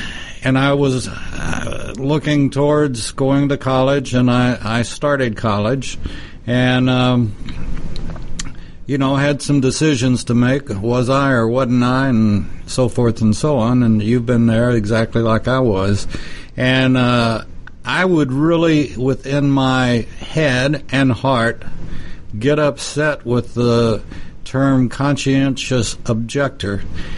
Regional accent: Texas, United States; My home state.

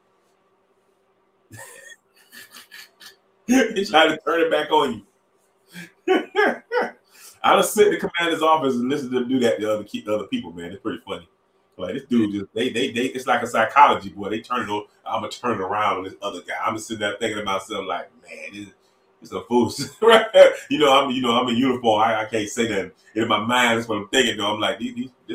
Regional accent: Miami, Florida, United States; I'm from Miami.

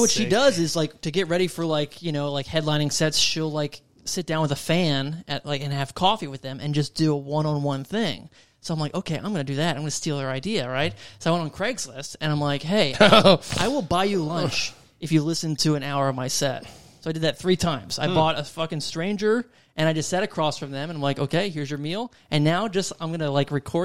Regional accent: New York, United States; moved away as an adult; I'm from New York. I moved here in January

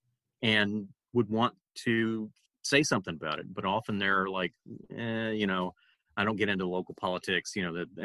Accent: Pensacola, Florida, United States; I grew up in Pensacola, and yes, I grew up, you know, saying y'all and eating grits and so forth

